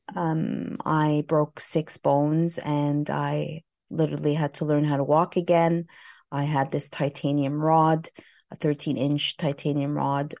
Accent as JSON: {"language": "English", "town": "Montreal", "region": "Quebec", "country": "Canada", "also_born_or_lived": "Vancouver / Los Angeles, California", "moved": "as an adult", "said": "I hail from Montreal, Canada"}